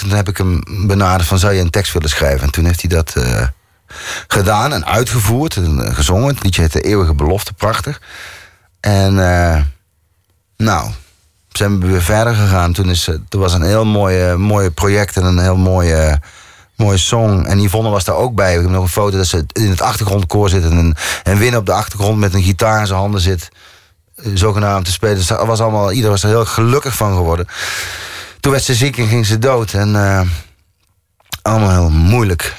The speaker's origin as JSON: {"language": "Dutch", "region": "North Brabant", "country": "Netherlands", "accent": "zachte G", "moved": "as an adult", "lives_now": "Amsterdam, Netherlands", "said": "ik ben wel Brabander. Ik kom daar vandaan."}